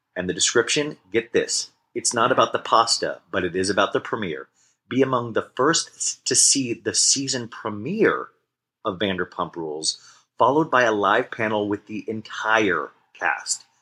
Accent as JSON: {"language": "English", "region": "Kansas", "country": "United States", "tie": "born or raised there", "also_born_or_lived": "Arizona", "moved": "yes", "lives_now": "Los Angeles, United States", "said": "I grew up in Kansas. I moved to Arizona, and then I moved to LA."}